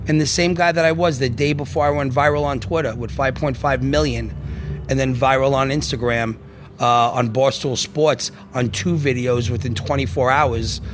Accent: Long Island, New York, United States; also born or lived in Bronx, New York; Born in the Bronx, you know, raised in Long Island, but Brooklyn-influenced.

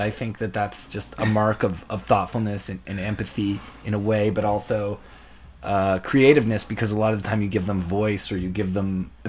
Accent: St. Lucia; And I'm from St.

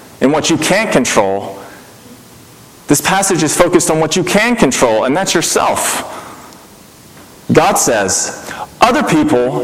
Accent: Mississippi, United States; I grew up in Mississippi, not known for its openness to anything foreign at all

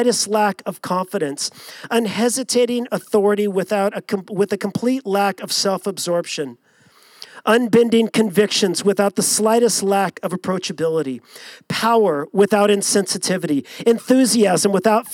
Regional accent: Long Beach, California, United States; growing up in Southern California, born and raised in Long Beach

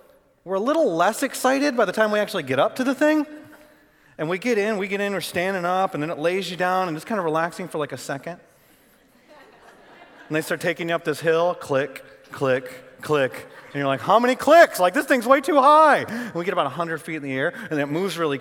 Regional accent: Michigan, United States; moved away as an adult; also born or lived in Arlington, Texas; I grew up in Michigan.

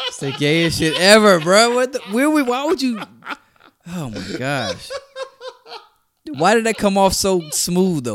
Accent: Orlando, Florida, United States; We're both from Orlando

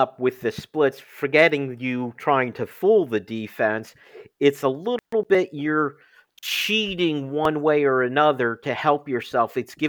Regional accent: State College, Pennsylvania, United States; I grew up in State College, went to undergrad and grad school at Penn State

